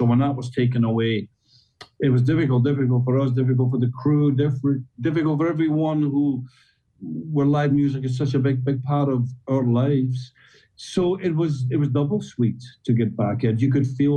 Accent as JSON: {"language": "English", "region": "Scotland", "country": "United Kingdom", "said": "we're Scottish."}